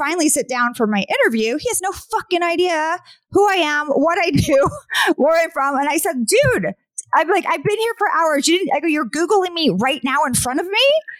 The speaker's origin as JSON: {"language": "English", "town": "Sacramento", "region": "California", "country": "United States", "tie": "born or raised there", "said": "I grew up in Sacramento. So like Oakland is right there."}